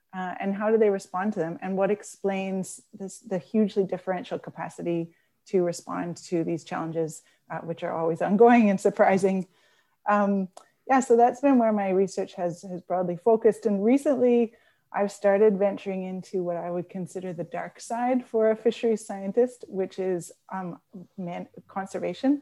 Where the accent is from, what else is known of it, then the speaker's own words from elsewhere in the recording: Newfoundland and Labrador, Canada; moved away; I'm a Newfoundlander, and I grew up, um, during the collapse of the cod stocks.